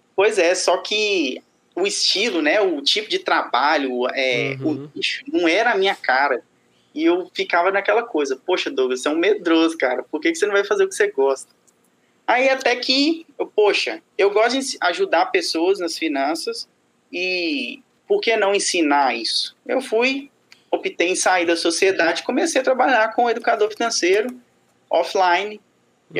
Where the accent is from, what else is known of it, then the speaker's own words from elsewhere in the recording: Sete Lagoas, Minas Gerais, Brazil; Eu sou mineiro de Sete Lagoas.